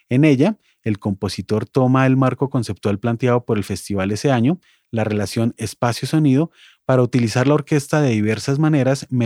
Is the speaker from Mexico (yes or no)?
no; Colombia; Como cualquier colombiano recordará, ese fue un momento particularmente dramático para nuestro país